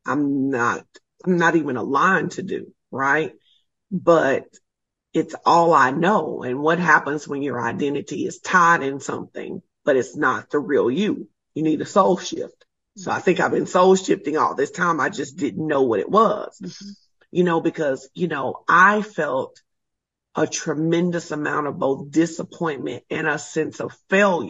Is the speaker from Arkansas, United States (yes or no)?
yes; Arkansas, United States; I am originally from Arkansas